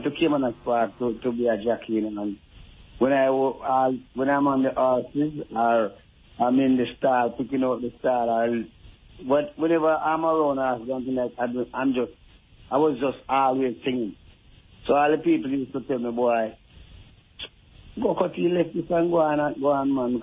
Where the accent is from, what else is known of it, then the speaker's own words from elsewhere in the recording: Jamaica; I was growing up in Jamaica